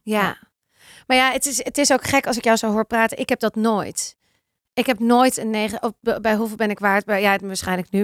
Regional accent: Amsterdam, North Holland, Netherlands; ik uit Amsterdam kom

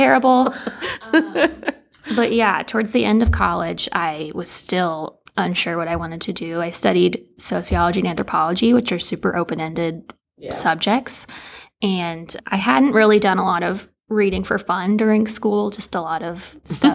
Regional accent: Lexington, Kentucky, United States; I am from Lexington originally and have spent most of my life here.

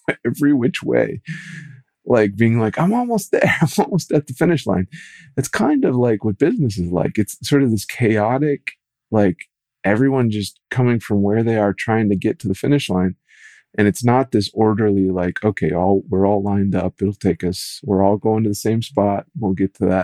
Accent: rural Minnesota, United States; in rural Minnesota where I was

